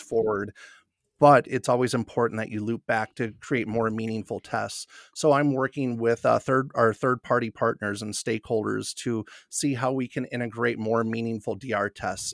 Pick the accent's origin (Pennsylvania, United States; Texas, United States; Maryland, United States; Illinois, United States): Illinois, United States; Northern; moved away as an adult; also born or lived in Wisconsin; now in Denver, United States; I'm a Midwest guy at heart, born and raised in Northern Illinois